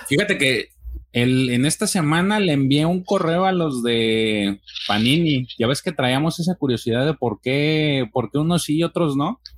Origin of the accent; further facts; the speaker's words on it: Mexico; como mexicano